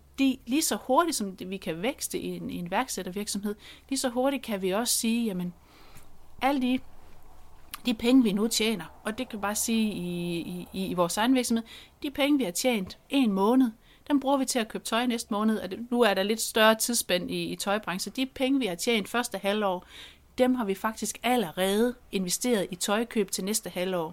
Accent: Central Jutland, Central Denmark Region, Denmark; Jeg kommer jo der fra Midtjylland

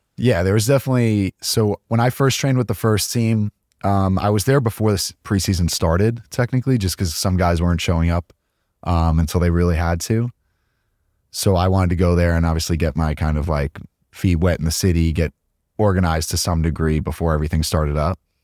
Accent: Hicksville, New York, United States; moved away as an adult; I grew up in Long Island, New York, a small town called Hicksville.

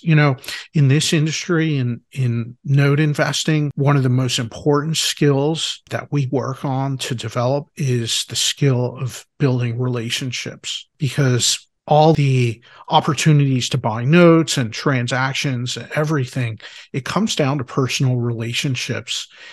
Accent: Philadelphia, Pennsylvania, United States; I'm from Philadelphia.

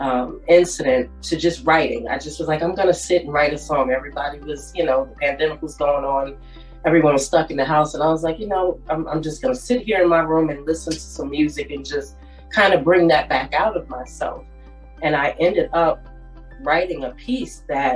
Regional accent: New Jersey, United States; moved away as an adult; now in Fort Myers, United States; I'm originally from Jersey. I'm from North Jersey

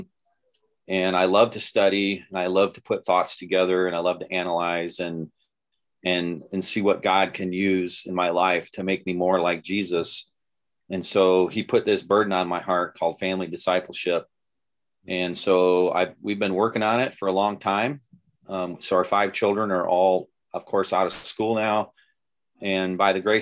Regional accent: Nebraska, United States; I grew up in Nebraska

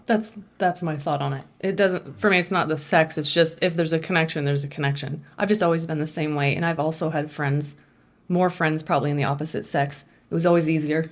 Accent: Vermont, United States; moved away as an adult; I was born and raised in Vermont in a very small

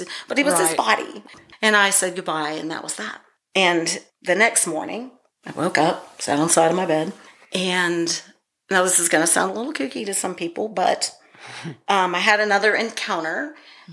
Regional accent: Youngstown, Ohio, United States; moved away; my hometown, Youngstown, Ohio

